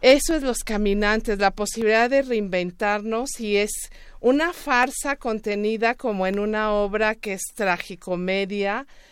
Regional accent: Juchitán, Oaxaca, Mexico; yo soy oaxaqueña, soy de Juchitán, Oaxaca

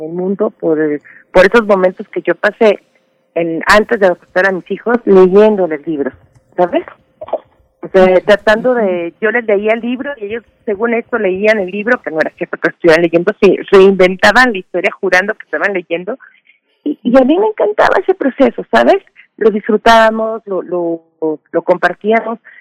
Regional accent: Mexico; yo soy mexicana

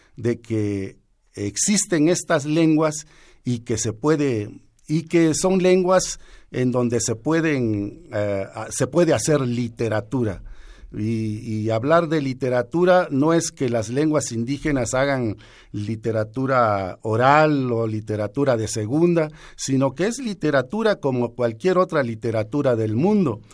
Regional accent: Juchitán de Zaragoza, Oaxaca, Mexico; escribo en lengua zapoteca, eh, nací en Juchitán de Zaragoza, Oaxaca, en el año de 1958

